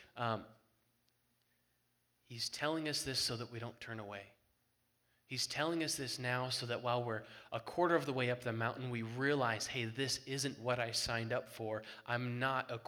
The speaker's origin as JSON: {"language": "English", "region": "Colorado", "country": "United States", "said": "We're from Colorado"}